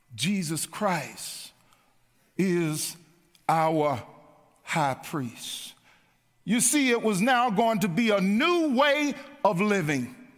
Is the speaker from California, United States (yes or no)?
no; Mount Juliet, Tennessee, United States; As a little boy growing up on Lowell Grove here in Mount Juliet